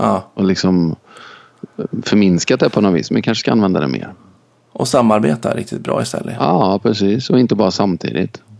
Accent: China; now in Sweden; Eh, jag kommer från Kina. Jag är snart 50 år.

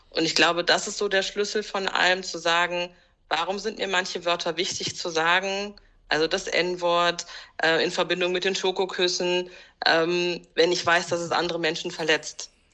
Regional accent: Germany; ich bin auch hier geboren.

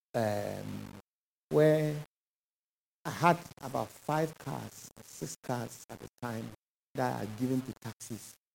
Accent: Ghana; moved away as an adult; When I moved from Ghana here

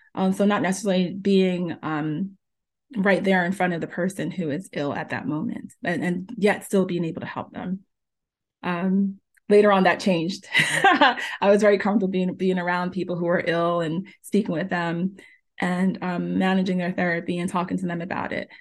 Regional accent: New Jersey, United States; also born or lived in Jamaica; I was born in Jamaica, and I was raised in New Jersey since I was four years old

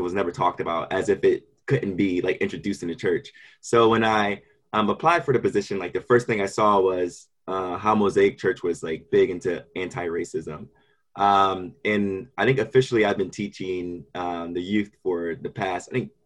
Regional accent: Philadelphia, Pennsylvania, United States; I'm from Kensington, Philadelphia, and I grew up there with my seven siblings

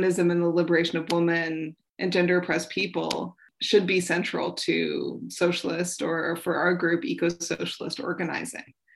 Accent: Toronto, Ontario, Canada; now in Winnipeg, Canada; I'm from Toronto

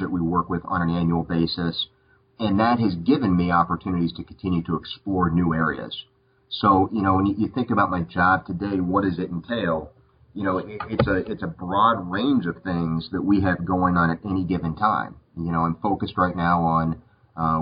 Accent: Tucson, Arizona, United States; moved away as an adult; now in North Carolina, United States; I was born in Tucson

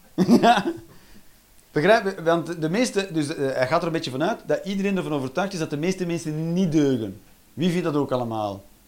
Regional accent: Flanders, Belgium; wij als Vlaming

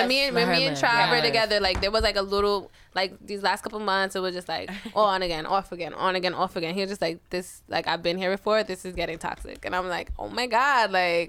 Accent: New Jersey, United States; I'm from Jersey.

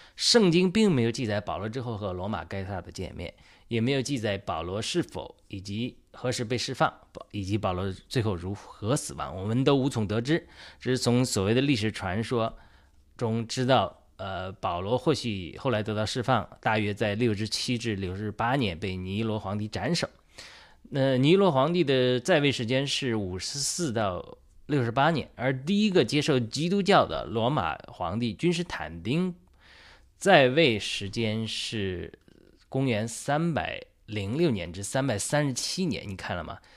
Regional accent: China; 我是一个中，中国人，我相信神呼召我参与中国福音化的过程

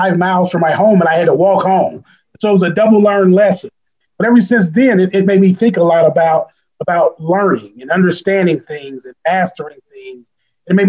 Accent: East St. Louis, Illinois, United States; I grew up in East St. Louis, Illinois

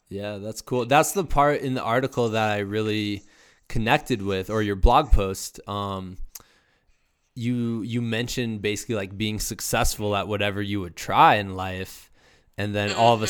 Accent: Iowa, United States; I'm also from Iowa

